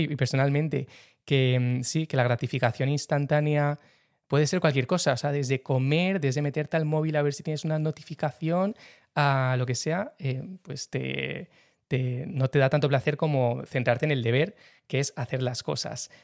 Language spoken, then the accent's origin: Spanish; San Sebastián, Basque Country, Spain; de San Sebastián, tengo 28 años